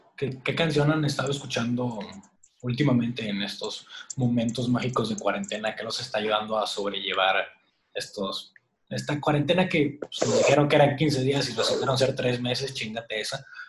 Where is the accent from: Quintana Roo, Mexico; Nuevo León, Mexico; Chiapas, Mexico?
Nuevo León, Mexico; Monterrey; los tres somos de Monterrey, Nuevo León